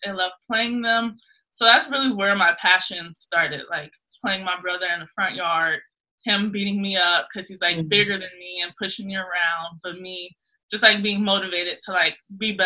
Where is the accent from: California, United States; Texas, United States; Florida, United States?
California, United States; Los Angeles; moved away as an adult; I am originally from South Central